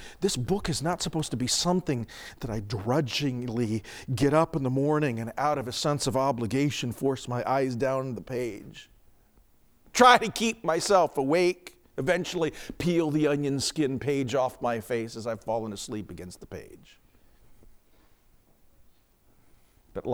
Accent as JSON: {"language": "English", "town": "Phoenix", "region": "Arizona", "country": "United States", "tie": "born or raised there", "moved": "yes", "said": "I grew up in Phoenix"}